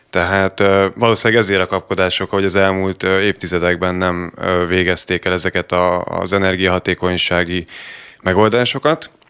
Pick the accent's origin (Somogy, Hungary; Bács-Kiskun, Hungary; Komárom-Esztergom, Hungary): Komárom-Esztergom, Hungary; Tata; Tatai vagyok egyébként, és aktívan részt vettem az ügyben, igen.